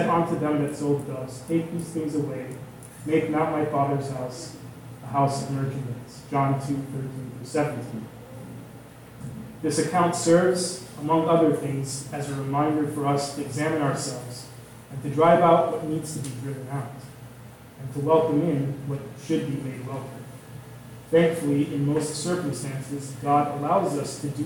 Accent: outside of Chicago, Illinois, United States; now in Southern California, United States; growing up outside of Chicago and now living in Southern California

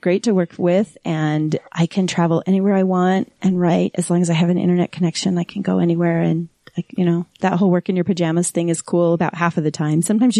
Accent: West Valley City, Utah, United States; also born or lived in Salt Lake City, Utah; I was born right here in Salt Lake City. I grew up in Hunter. I'm a West Side girl. Hunter. It's not Hunter now, but it sure was then.

